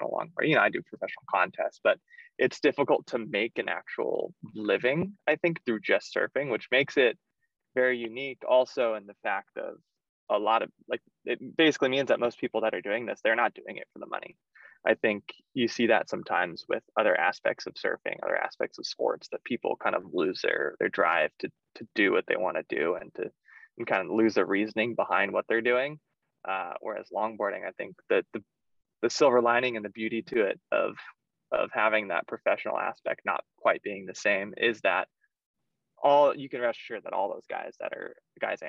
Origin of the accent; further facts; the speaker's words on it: San Clemente, California, United States; I grew up at Sano in San Clemente